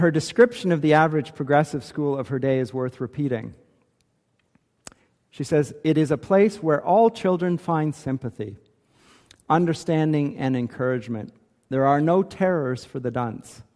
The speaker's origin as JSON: {"language": "English", "country": "Canada", "said": "Maybe I'm too Canadian"}